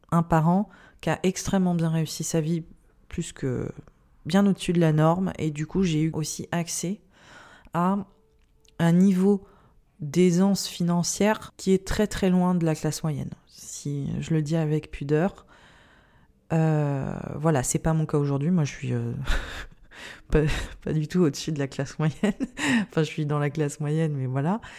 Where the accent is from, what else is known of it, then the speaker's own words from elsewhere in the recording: India; C'est que j'ai grandi en Inde, j'ai été témoin en fait euh, d'une pauvreté, je pense, qui, n'est pas imaginable en France